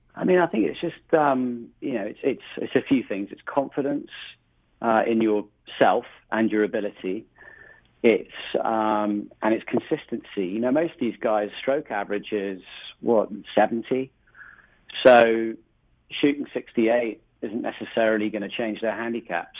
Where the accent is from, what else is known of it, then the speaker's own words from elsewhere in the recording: rural England, United Kingdom; moved away as an adult; now in United States; I originally originally grew up just outside of London, about an hour away, in a small rural part of England